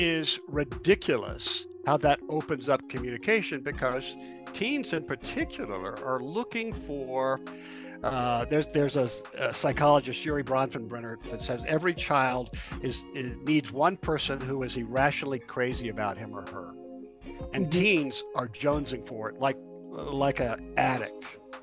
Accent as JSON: {"language": "English", "region": "Louisiana", "country": "United States", "moved": "as an adult", "lives_now": "Denver, United States", "said": "originally from Louisiana. I live in Denver now, Denver, Colorado"}